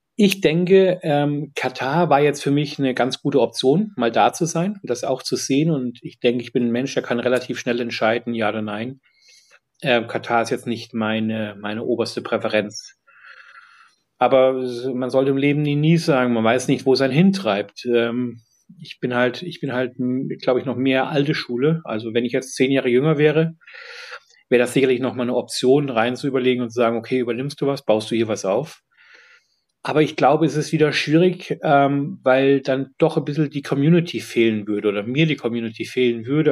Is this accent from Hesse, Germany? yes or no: yes; Fulda, Hesse, Germany; also born or lived in Munich, Germany; now in London, United Kingdom; in Fulda, wo ich herkomme, beziehungsweise auch in München